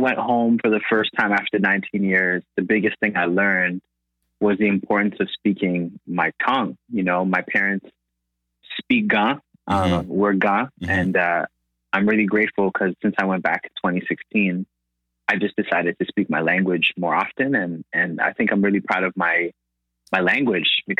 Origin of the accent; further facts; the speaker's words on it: Toronto, Ontario, Canada; also born or lived in Accra, Ghana / Flemingdon Park, Toronto; I was born in Toronto. And when I came back, I lived in Scarborough